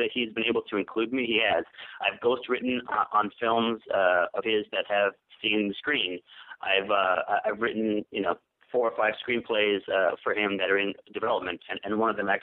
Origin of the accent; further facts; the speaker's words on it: New York, United States; moved away as an adult; now in Los Angeles, United States; I grew up in New York. I moved out here to L.A. I live in Los Angeles